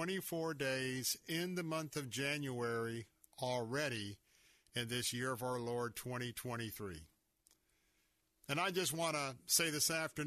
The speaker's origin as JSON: {"language": "English", "country": "United States", "tie": "born or raised there", "said": "I'm an American citizen, I was born here"}